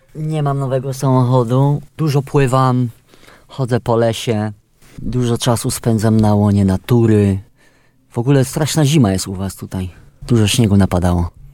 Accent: Subcarpathian Voivodeship, Poland; Ja jestem z Podkarpacia

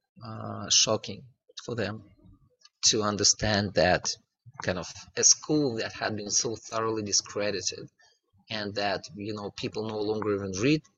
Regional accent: northern Russia, Russia; I'm from North Russia

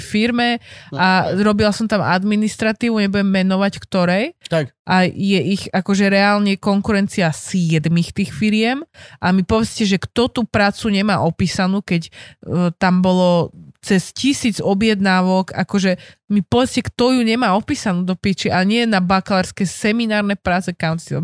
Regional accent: Žilina, Žilina Region, Slovakia; zo Žiliny, odkiaľ pochádzam

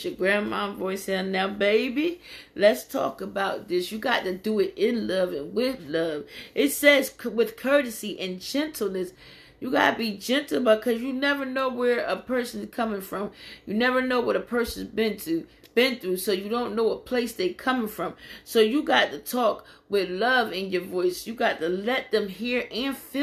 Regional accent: Philadelphia, Pennsylvania, United States; moved away as an adult; I come from Philadelphia, Pennsylvania. I'm a nice little ways away from home

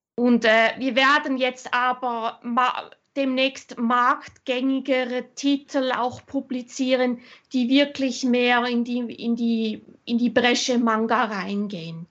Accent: Switzerland; also born or lived in Germany / Austria; ich bin halb Deutsche, halb Österreicherin. Ich bin aber in der Schweiz aufgewachsen seit meinem sechsten Lebensjahr

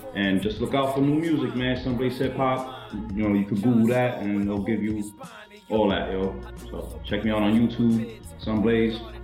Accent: New York City, New York, United States; being a Boricua, you know, growing up in Brooklyn, you know, Sunset Park

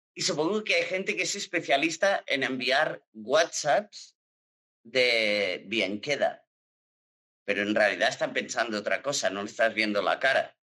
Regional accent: Girona, Catalonia, Spain; accent: Catalan; now in Barcelona, Spain; yo soy de Girona y yo tengo el acento como catalán a muerte

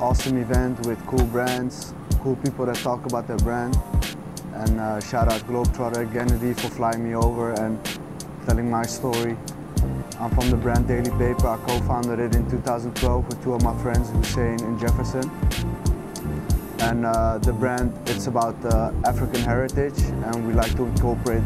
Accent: Amsterdam, North Holland, Netherlands; growing up in Amsterdam, having that European mentality

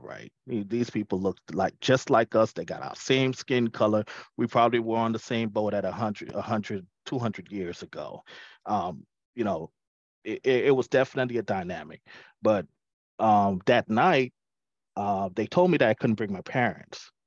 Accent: Nassau, New Providence, Bahamas; growing up in the Bahamas, when I was in, it's not elementary school, but it's called primary school

